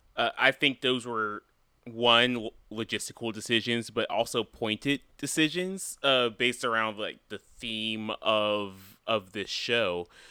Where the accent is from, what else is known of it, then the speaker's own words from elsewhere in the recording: North Carolina, United States; I am a person from North Carolina